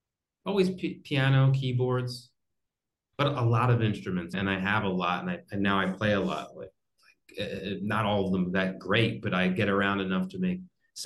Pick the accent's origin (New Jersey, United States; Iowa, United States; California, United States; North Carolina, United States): New Jersey, United States; I grew up in New Jersey and close to Philadelphia.